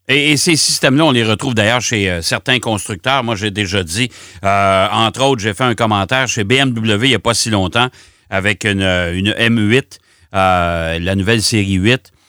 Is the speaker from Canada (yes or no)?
yes; Quebec, Canada; chez nous au Québec